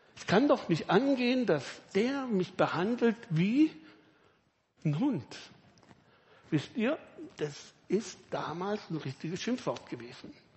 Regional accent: Villingen-Schwenningen, Baden-Württemberg, Germany; Ich komme eben aus Villingen, Schwarzwälder

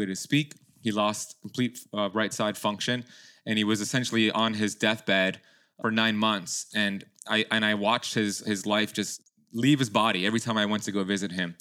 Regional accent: Miami, Florida, United States; my parents immigrated from Iran back in the 70s, and they had my sister and then me, and I was born here in Miami

